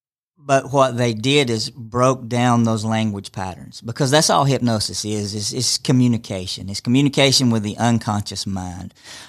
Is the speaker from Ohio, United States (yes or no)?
no; Rome, Georgia, United States; I'm from here in Rome.